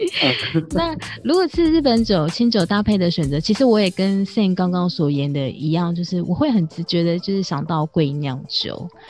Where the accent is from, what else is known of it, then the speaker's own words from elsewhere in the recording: Taiwan; 我是台湾，我是客家人